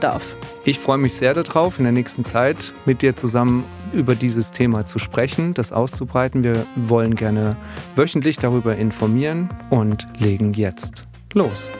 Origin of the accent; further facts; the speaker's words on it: Odenwald, Germany; ich komme aus dem Odenwald